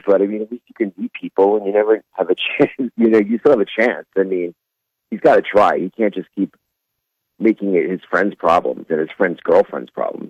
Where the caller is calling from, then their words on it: Bossier City, Louisiana, United States; from Bossier.